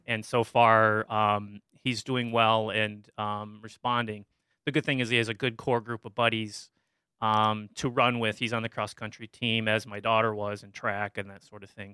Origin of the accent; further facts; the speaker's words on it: Dexter, Michigan, United States; I grew up in Dexter, Michigan, which is a, was a farming community just outside Ann Arbor